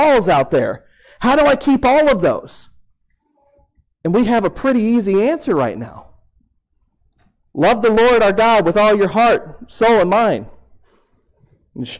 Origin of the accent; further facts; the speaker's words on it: Houston, Texas, United States; I grew up in Houston, Texas, and I grew up going to Houston Astros games